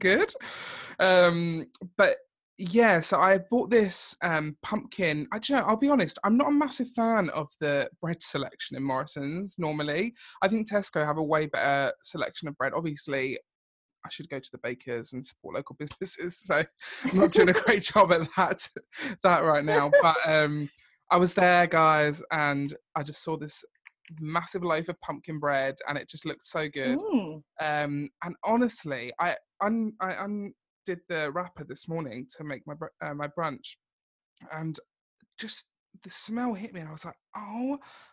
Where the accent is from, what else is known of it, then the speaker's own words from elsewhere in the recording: Essex, East of England, United Kingdom; also born or lived in United States; we're both obviously from Essex